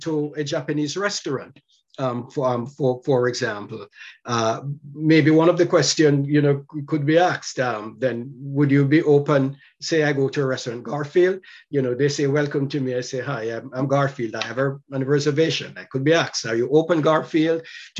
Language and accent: English; Jamaica; now in Washington, D.C., United States; I'm from Jamaica